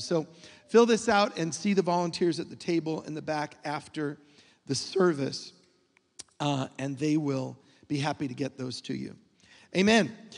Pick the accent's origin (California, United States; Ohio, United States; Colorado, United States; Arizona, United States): Colorado, United States; Denver; moved away as an adult; now in Israel; I came here from Denver, Colorado. That's where I grew up